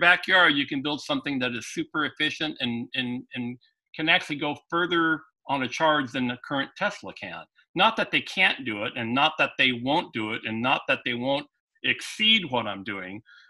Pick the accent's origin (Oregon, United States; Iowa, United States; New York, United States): Oregon, United States; Portland; my hometown